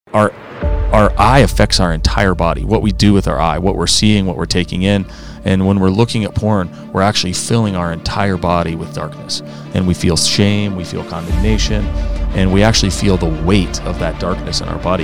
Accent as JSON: {"language": "English", "town": "Aspen", "region": "Colorado", "country": "United States", "tie": "born or raised there", "also_born_or_lived": "Arizona / Clemson, South Carolina", "said": "I grew up out here in Colorado, went to Aspen High School just like these guys."}